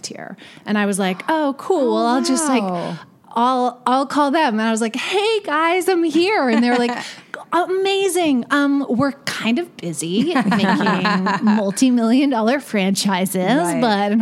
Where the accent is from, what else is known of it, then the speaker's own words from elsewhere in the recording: Vancouver, British Columbia, Canada; moved away as an adult; also born or lived in Toronto; I grew up in Vancouver